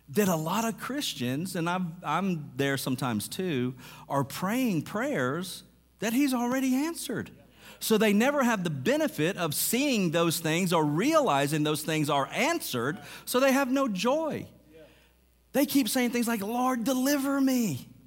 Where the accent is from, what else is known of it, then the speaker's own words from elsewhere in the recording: Mississippi, United States; I was raised in Mississippi, so going back to Arkansas isn't that big of a deal.